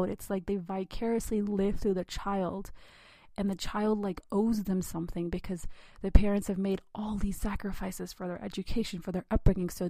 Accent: India; God forbid I be an independent thinker as a girl, as an Indian girl.

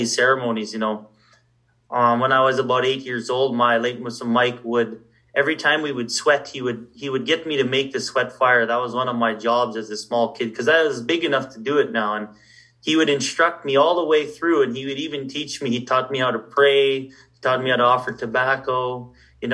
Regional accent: Saddle Lake Cree Nation, Alberta, Canada; I come from the Satellite Cree Nation

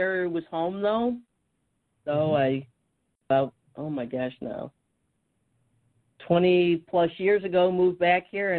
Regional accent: upstate New York, United States; also born or lived in Syracuse, New York / Binghamton, New York / Massachusetts / Connecticut; I was born in Syracuse, New York. I lived in various parts of upstate New York growing up. Didn't get very far, went to college in Binghamton. and then back to Syracuse, but I've also lived in Massachusetts and Connecticut.

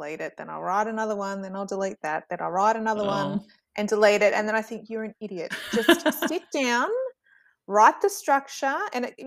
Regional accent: Australia; as an Australian

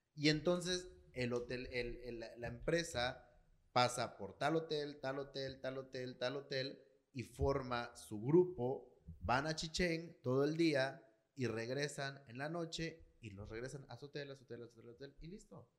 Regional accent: Campeche, Mexico; mi pueblito

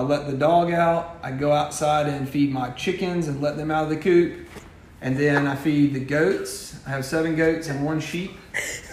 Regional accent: Monroe County, Georgia, United States; there was a lot of benefits to growing up in Monroe County. And so I wanted to bring my kids back here and be able to watch them grow up and benefit from the school system that I graduated from.

